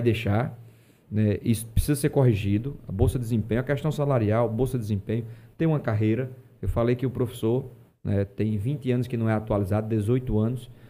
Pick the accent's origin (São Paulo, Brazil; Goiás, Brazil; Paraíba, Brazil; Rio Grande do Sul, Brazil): Paraíba, Brazil; um Estado onde eu nasci, a minha terra